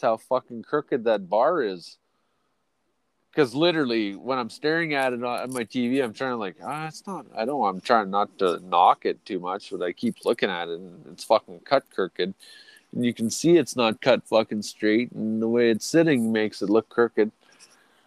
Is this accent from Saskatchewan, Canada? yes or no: yes; Saskatchewan, Canada; We're from Saskatchewan